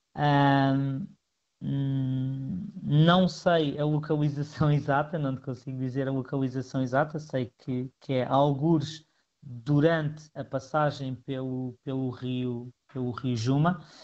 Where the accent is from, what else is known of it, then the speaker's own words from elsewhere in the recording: Picote, Norte, Portugal; eu falo sempre do, do, do, do lugar onde nasci